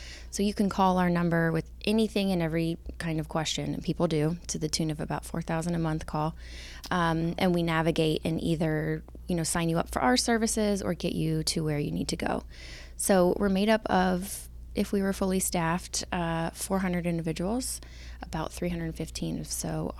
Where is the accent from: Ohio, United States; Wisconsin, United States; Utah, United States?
Ohio, United States; Avon; now in Upper Arlington, United States; I grew up in Avon, a suburb of Cleveland.